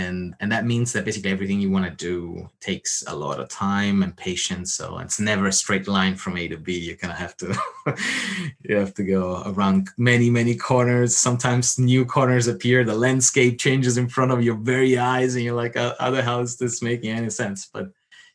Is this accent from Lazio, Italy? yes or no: yes; Rome, Lazio, Italy; I grew up in Rome, I would say. Technically not the center